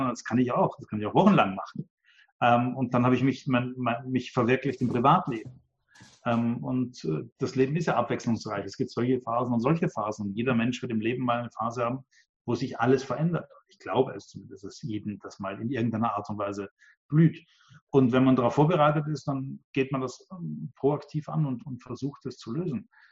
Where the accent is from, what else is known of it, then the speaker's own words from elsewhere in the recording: Vienna, Austria; Ich bin da eher äh, als Österreicher und Wiener